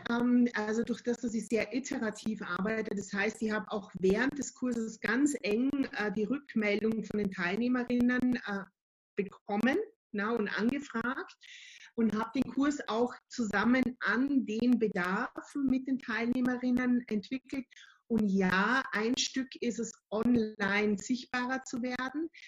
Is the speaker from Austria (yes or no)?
yes; Austria; Ähm, ich bin Österreicherin, seit 2006 selbstständig